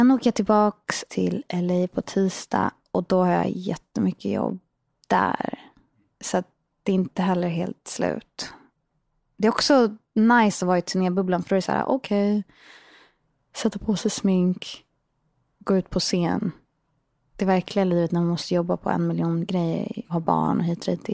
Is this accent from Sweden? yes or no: no; Portugal; Nej, men vi växte upp i Portugal och hit och dit.